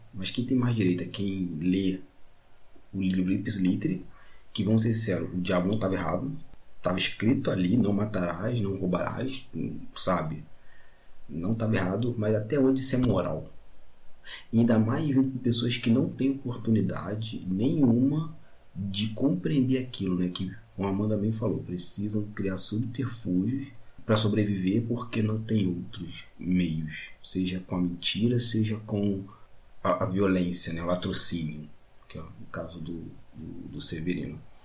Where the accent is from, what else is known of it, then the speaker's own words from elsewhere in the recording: Magé, Rio de Janeiro, Brazil; eu sou de Magé